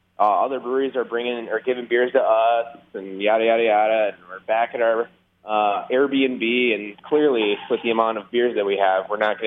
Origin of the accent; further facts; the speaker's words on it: Minnesota, United States; being that we're from Minnesota, which is hardcore Scandinavian country